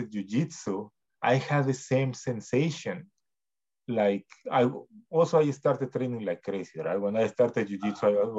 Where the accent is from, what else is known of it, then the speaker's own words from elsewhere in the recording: Mexico; now in Canada; when I came to Canada from Mexico, it was really difficult in a way, right?